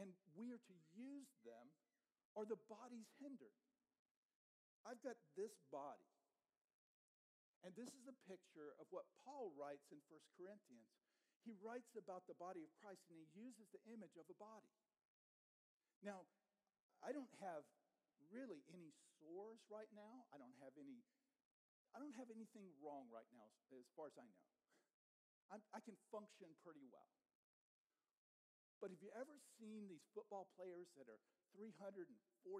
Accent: the South, United States; I grew up in the South, and so I got saved in the South.

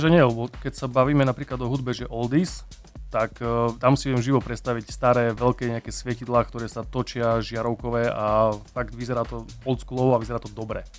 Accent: Spišská, Košice Region, Slovakia; ja som originál zo Spiskej

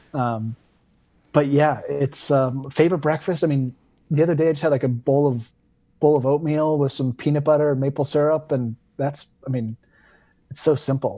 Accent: West Coast, United States; now in Vermont, United States; living on the East Coast now is, like, it's very different than growing up on the West Coast

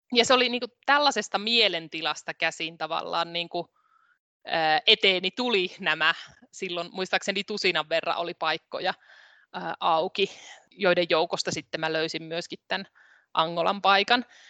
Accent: Rautavaara, North Savo, Finland; mä oon siis kotoisin Rautavaaralta. Se on pieni kunta tuolla Pohjois-Savossa, edelleenkin itsenäinen kunta. Siellä Savon korvessa olen kasvanut.

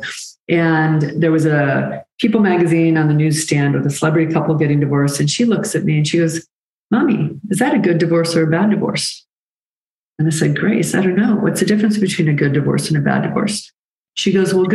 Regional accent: Birmingham, Michigan, United States; moved away as an adult; also born or lived in Washington, D.C. / Chicago / Atlanta; I grew up in Michigan, Birmingham, Michigan, with my parents

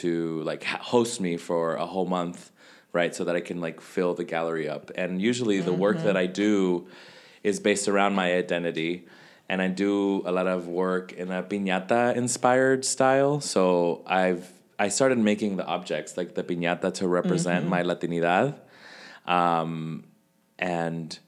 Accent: Las Vegas, Nevada, United States; Mexico and Central America, where I'm from, or my family's from, I should say. I'm from Las Vegas

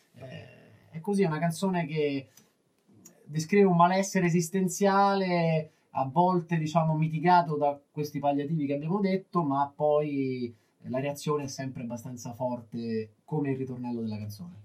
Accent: Rome, Lazio, Italy; Noi veniamo da Roma

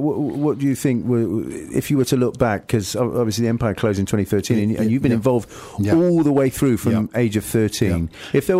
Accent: Nottingham, East Midlands, United Kingdom; when we were younger, growing up in Nottingham.

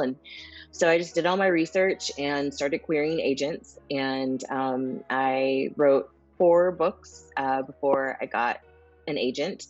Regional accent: Springfield, Missouri, United States; I grew up in the Midwest. I grew up in Springfield, Missouri

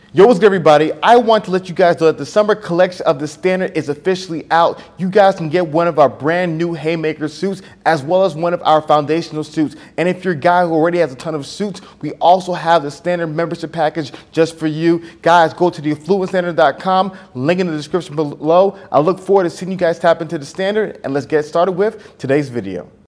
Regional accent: New York, United States; I was born in New York

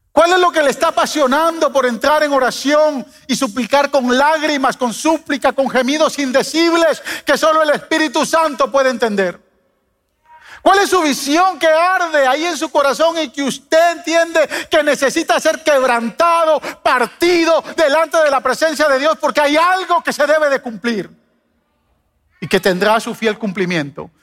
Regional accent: Guatemala; moved away as an adult; He vivido más tiempo acá que en mi país, vine a los 18 años, o sea, casi ya doblegué el tiempo de vivir en este país que, vivir, en, que vivir en Guatemala, pero eh, Chapinlandia está en mi corazón

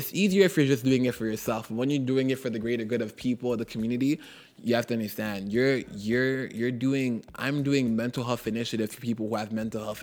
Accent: Toronto, Ontario, Canada; I'm from Jane and Finch. I was, you know, they call it a poor community

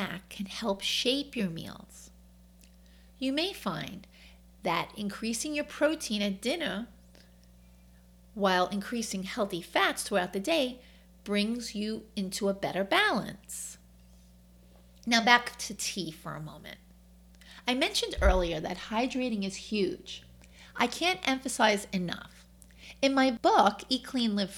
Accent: New York, United States; accent: New York; My New York accent comes out a lot

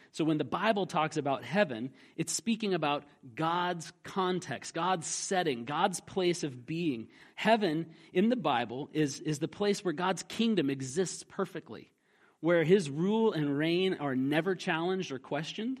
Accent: Alaska, United States; a kid growing up in Alaska

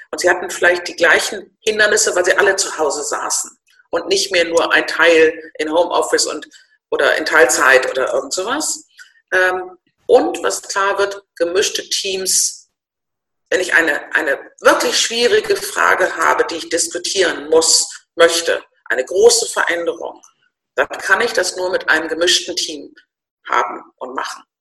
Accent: Northern Germany, Germany; ich bin Norddeutsch, ich bin Babyboomerin, äh, ich bin im Konzern groß geworden

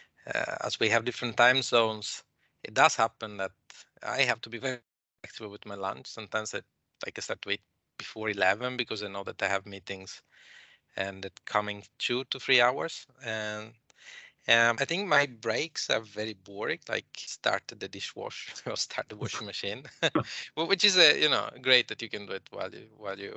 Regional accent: Italy; moved away as an adult; I come originally from Italy, and although I've been living now 10 years since.

